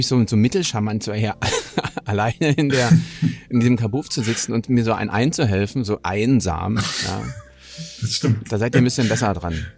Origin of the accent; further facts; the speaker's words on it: Hamburg, Germany; als Hamburger